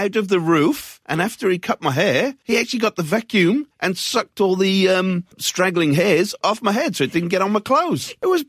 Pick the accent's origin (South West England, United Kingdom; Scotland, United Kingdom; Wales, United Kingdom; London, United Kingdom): Wales, United Kingdom; I'm from Wales.